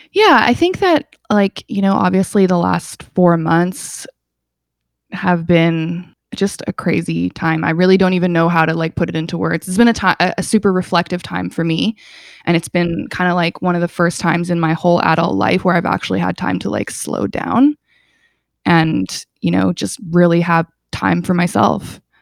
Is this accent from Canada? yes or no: yes; Calgary, Alberta, Canada; also born or lived in England; now in Toronto, Canada; I grew up in Calgary